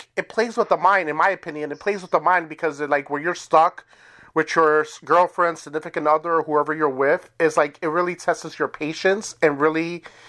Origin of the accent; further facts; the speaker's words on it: New York City, New York, United States; now in Wisconsin, United States; I'm originally from New York City and moved to Wisconsin